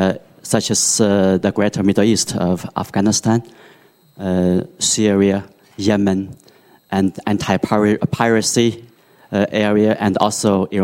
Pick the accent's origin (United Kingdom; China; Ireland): China; Shanghai; I'm a visiting scholar from Shanghai, China.